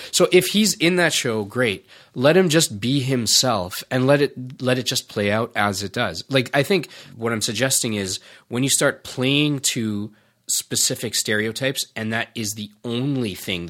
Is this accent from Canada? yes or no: yes; Canada; era of TV and media and stuff in Canada where you don't constantly need to be riding the fact that we're Canadian.